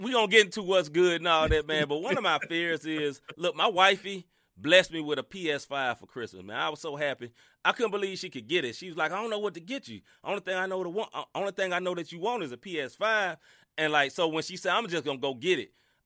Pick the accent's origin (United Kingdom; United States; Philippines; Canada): United States; the South; now in St. Louis, United States; I'm from the South